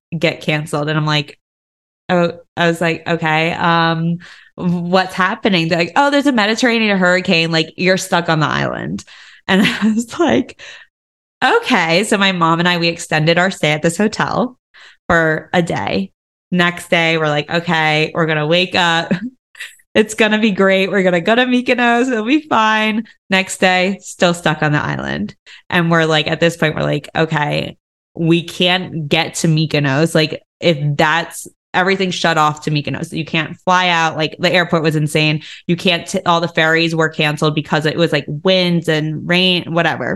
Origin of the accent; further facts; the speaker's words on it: United States; I'm an American